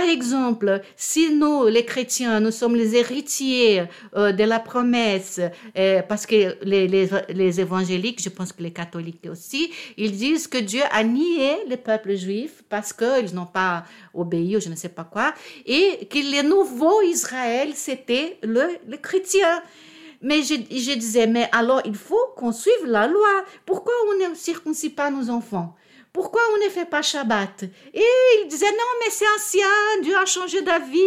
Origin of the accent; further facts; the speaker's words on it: Rio de Janeiro, Brazil; French is a second language; now in Paris, France; je suis née à Rio, d'un père catholique